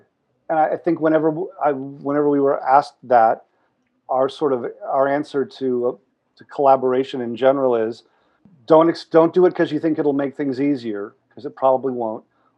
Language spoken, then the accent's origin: English; Pasadena, California, United States; I grew up locally. A few miles away. I grew up in Pasadena.